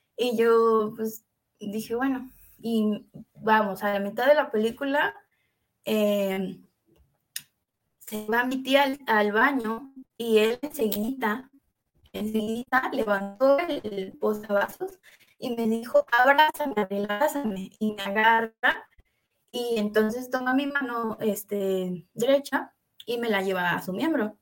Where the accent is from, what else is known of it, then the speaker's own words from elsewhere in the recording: Veracruz, Mexico; now in Jalisco, Mexico; yo soy originaria de Veracruz. Ahorita estoy en Jalisco, en México